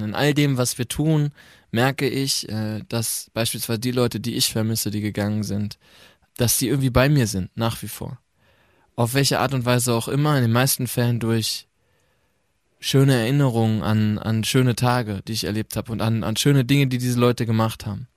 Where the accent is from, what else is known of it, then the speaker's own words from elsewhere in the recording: North Rhine-Westphalia, Germany; moved away; also born or lived in Mannheim; ich komme ja vom Land aus Ostwestfalen